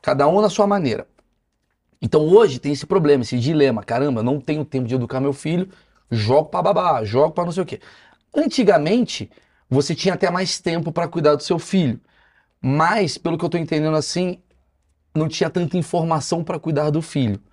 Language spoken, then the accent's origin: Portuguese; Brazil; aqui é Brasil, irmão. Aqui é outra parada. A gente é latino, a gente é afetuoso